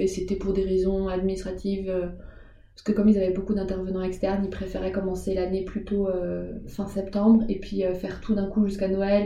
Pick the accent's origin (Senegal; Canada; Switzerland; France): France; Alsace, Grand Est; moved away as an adult; also born or lived in Paris; c'était pas très loin de chez mes parents, comme là, je viens d'Alsace